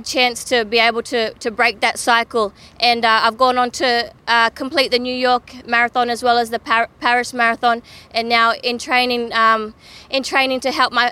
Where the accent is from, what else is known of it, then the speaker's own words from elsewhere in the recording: Cairns, Queensland, Australia; I was born and raised in Cairns